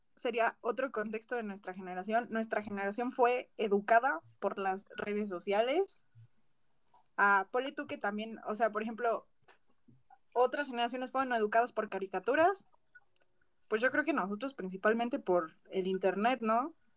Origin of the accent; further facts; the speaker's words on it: Mexico; como mexicana